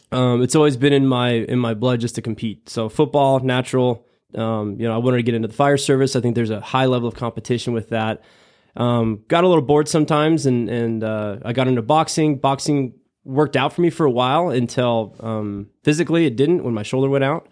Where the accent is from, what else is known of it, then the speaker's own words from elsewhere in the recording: Ogallala, Nebraska, United States; moved away as an adult; born and raised in Nebraska, twenty-one years